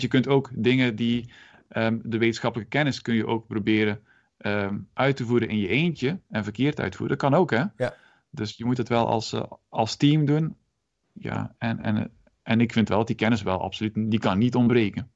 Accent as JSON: {"language": "Dutch", "town": "Moerbeke", "region": "Flanders", "country": "Belgium", "tie": "born or raised there", "also_born_or_lived": "Ghent, Belgium", "moved": "as an adult", "lives_now": "Netherlands", "said": "ik ben ook Belg van oorsprong"}